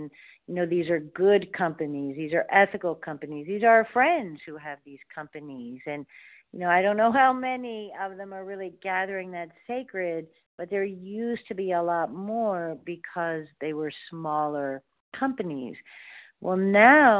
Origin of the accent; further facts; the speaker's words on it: Ohio, United States; I was born in Ohio. I'm a Buckeye.